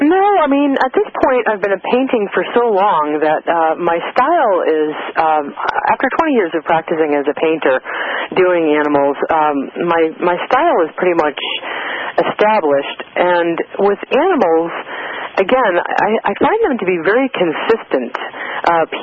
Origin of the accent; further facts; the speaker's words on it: East Coast, United States; I was born in the East on the in the East on the East Coast